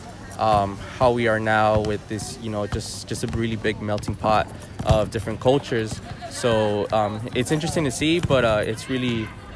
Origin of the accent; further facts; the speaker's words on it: Los Angeles, California, United States; also born or lived in Mexico City area, Mexico; I was raised in Los Angeles, pretty much in the heart of L.A. by downtown, near Koreatown